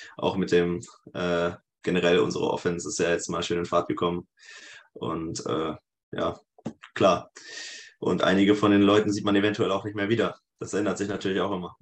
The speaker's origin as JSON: {"language": "German", "town": "Sprockhövel", "region": "North Rhine-Westphalia", "country": "Germany", "moved": "yes", "lives_now": "Leipzig, Germany", "said": "ich komme aus dem Ruhrgebiet tatsächlich, also aus dem Pott. Und dahin geht es auch wieder zurück, also nach Bochum. Eine kleine, kleine Stadt daneben, Spruckhöfel, Niederspruckhöfel genau genommen"}